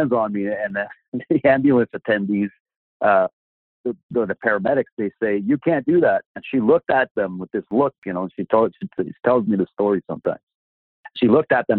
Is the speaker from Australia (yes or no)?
no; Sudbury, Ontario, Canada; I was born in Sudbury, Ontario